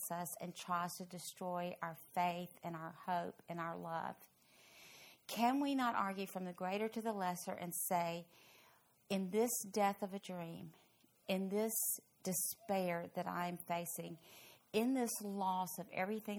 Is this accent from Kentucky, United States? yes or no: yes; Louisville, Kentucky, United States; now in Fort Worth, United States; my hometown, Louisville